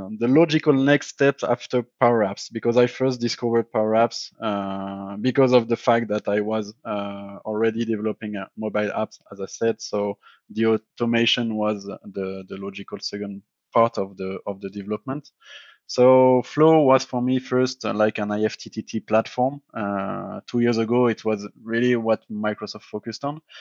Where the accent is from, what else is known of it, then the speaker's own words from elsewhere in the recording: Paris, Île-de-France, France; I'm from France and I'm from also Paris, but right now I'm working in Switzerland, but I'm based on France.